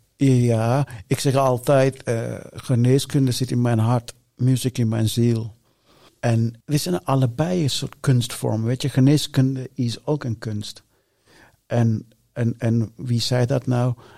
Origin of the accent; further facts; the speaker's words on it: Sri Lanka; now in Netherlands; ik ben geboren in Sri Lanka